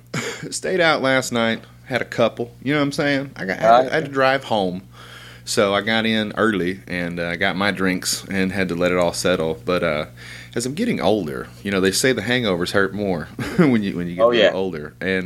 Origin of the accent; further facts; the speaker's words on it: New Jersey, United States; I'm from New Jersey. I seem to just keep bumping into these fucking East Coast comics